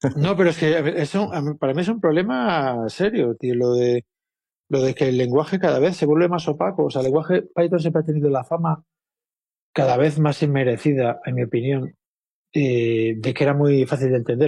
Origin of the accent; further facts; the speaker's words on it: Vigo, Galicia, Spain; now in Madrid, Spain; yo vivo en Madrid hace mucho. Soy de Vigo, pero llevo aquí 30 años